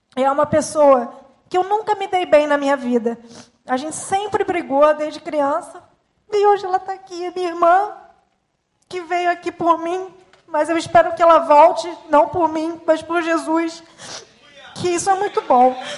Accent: Paraná, Brazil; moved away; depois nós fomos embora também do Paraná, onde eu, onde eu nasci

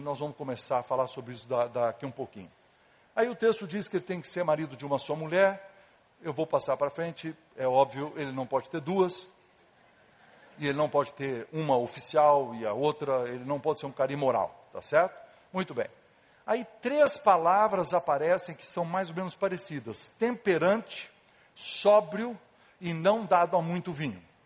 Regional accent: Casa Branca, São Paulo, Brazil; eu era pequeno, lá em Casabranca, ah, onde eu nasci, no interior de São Paulo

